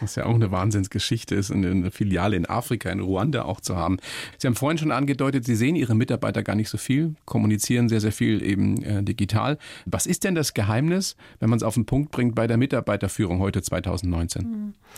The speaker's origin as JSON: {"language": "German", "country": "Germany", "said": "bei uns in Deutschland"}